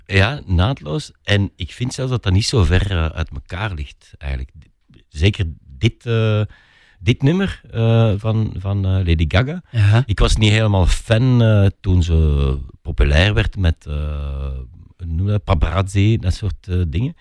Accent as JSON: {"language": "Dutch", "region": "Flanders", "country": "Belgium", "said": "wij in Vlaanderen"}